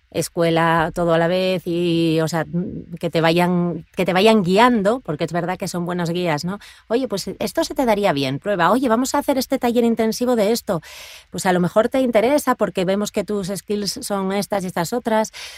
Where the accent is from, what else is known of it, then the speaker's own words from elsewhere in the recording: Asturias, Spain; moved away as an adult; now in Madrid, Spain; Porque yo vivía en Asturias, yo soy asturiana, en el norte de España